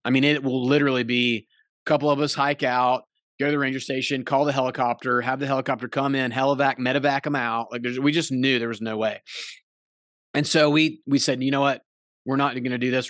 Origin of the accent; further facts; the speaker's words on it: North Carolina, United States; we're from North Carolina